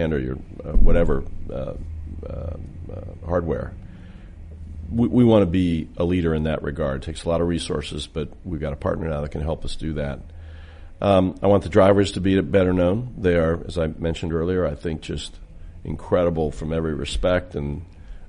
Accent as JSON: {"language": "English", "town": "Indianapolis", "region": "Indiana", "country": "United States", "tie": "born or raised there", "said": "I grew up in Indianapolis"}